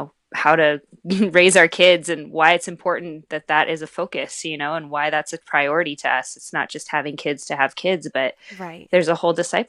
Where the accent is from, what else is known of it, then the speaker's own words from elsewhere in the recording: Pacific Northwest, United States; And we grew up in the Northwest together.